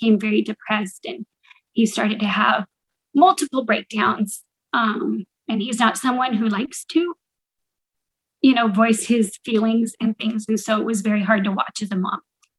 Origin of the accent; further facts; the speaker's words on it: Vista, California, United States; I am from Vista, California.